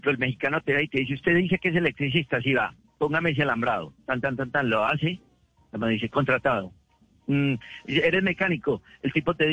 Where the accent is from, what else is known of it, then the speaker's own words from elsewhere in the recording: Medellín, Antioquia, Colombia; moved away as an adult; also born or lived in New York, United States; now in South Carolina, United States; yo me crié en Guayaquil y, yo allá en Medellín